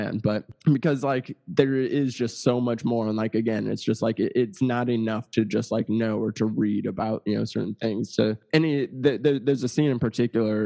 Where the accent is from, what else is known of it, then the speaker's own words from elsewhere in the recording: Missouri, United States; moved away; I'm from Missouri